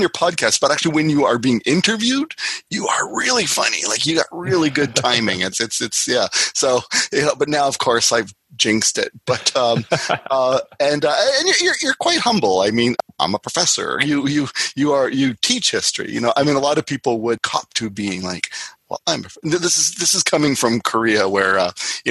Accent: Canada; I'm Canadian

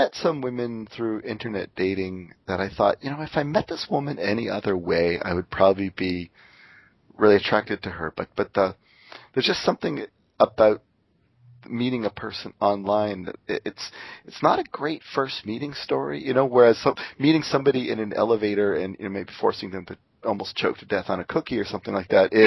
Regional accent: Canada; moved away as an adult; also born or lived in Seattle; I'm Canadian

